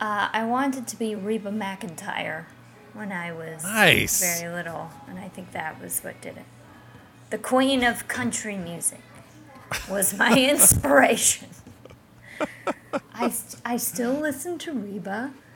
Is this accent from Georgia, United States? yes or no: yes; Roopville, Georgia, United States; I'm from Carrollton, Georgia. Technically Roopville, Georgia, but yes, rural Georgia.